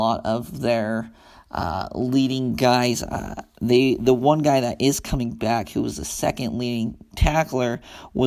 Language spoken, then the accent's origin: English; Ogden, Utah, United States; I grew up in Ogden, so I was around Weber State, and I'm down here around SUU